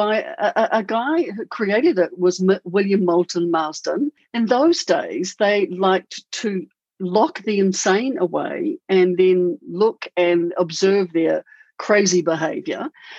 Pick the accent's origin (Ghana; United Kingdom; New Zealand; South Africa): New Zealand; now in Auckland, New Zealand; I bought him over from a big city in Melbourne to a little tiny 60,000 community where I was born. Yeah, that's where we stayed for 5 years, and now we're living in Auckland.